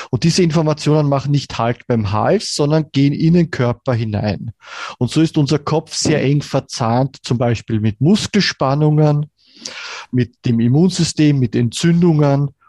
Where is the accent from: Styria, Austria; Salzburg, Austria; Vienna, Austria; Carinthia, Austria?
Vienna, Austria; born there; bin gebürtiger Wiener, lebe auch in Wien